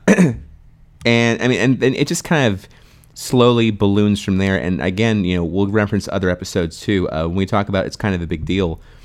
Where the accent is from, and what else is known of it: United States